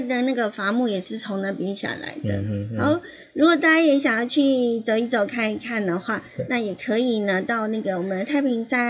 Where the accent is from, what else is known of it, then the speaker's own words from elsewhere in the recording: Yilan County, Taiwan; 我当然要去过，我宜兰人呢。